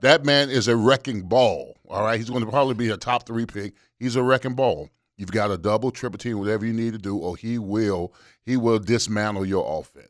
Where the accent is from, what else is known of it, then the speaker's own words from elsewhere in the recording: Miami, Florida, United States; also born or lived in Pittsburgh; I'm from Miami